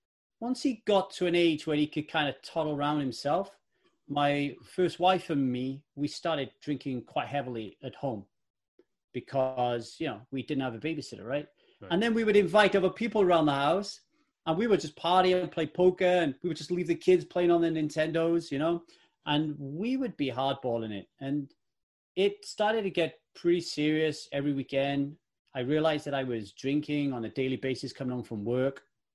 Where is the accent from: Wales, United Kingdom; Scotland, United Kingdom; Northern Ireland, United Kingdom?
Wales, United Kingdom; Ogmore Vale; also born or lived in Manchester; I was born in Manchester in the UK, home of … and Manchester United Football Club. And I lived there until I was about 10. And then we moved to Ogmore Vale in South Wales